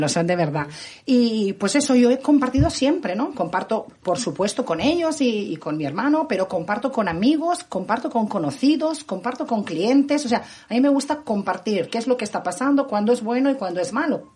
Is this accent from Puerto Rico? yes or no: no; Barcelona, Catalonia, Spain; moved away; Soy la barcelonesa más guiri de la ciudad